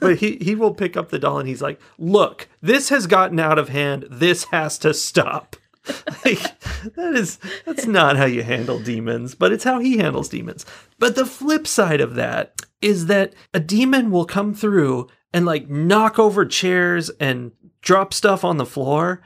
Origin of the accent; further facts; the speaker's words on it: California, United States; I'm from California